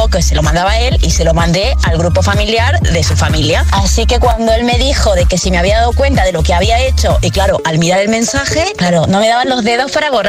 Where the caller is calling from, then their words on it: Madrid, Community of Madrid, Spain; buenas noches … de Madrid.